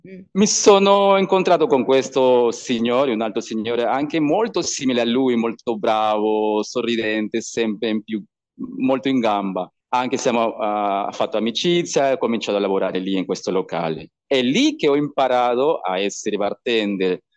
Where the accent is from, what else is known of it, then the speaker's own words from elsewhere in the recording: Peru; Italian is a second language; moved away as an adult; also born or lived in Italy; voglio crescere qua nella mia terra